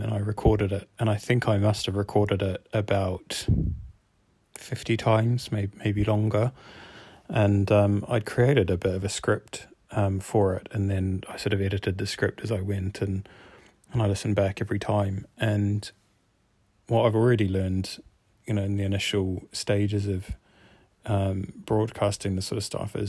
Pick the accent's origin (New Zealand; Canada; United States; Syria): New Zealand; now in Cardiff, United Kingdom; I grew up in New Zealand, so this is why my accent is the way that it is